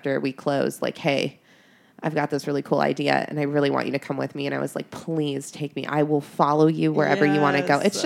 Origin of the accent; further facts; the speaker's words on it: Columbus, Ohio, United States; moved away as an adult; also born or lived in Grand Forks, North Dakota; now in Cincinnati, United States; I'm from Columbus.